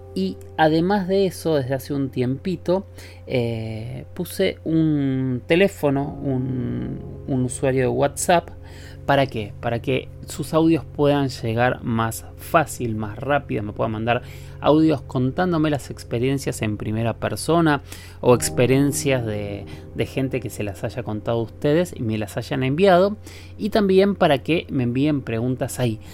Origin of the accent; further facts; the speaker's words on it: Argentina; todos tenemos acento los argentinos